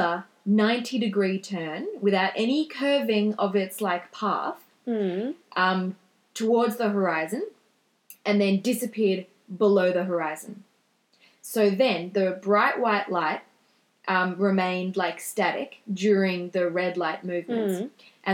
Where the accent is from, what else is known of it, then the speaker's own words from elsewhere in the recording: Australia; we're Australian